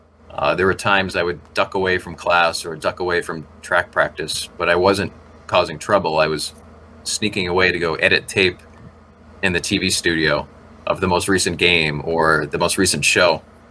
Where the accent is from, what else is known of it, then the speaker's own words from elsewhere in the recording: Canton, Massachusetts, United States; moved away as an adult; also born or lived in New Hampshire / Vermont / El Paso, Texas; I grew up in Massachusetts and went to high school in Canton near Boston.